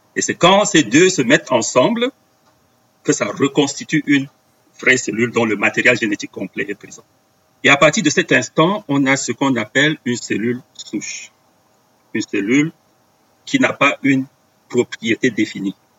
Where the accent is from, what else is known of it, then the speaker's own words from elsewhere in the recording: Cameroon; first language Bamum; French is a second language; moved away as an adult; also born or lived in Brussels, Belgium; now in Belgium; J'ai grandi au Cameroun avec euh, des missionnaires hollandais.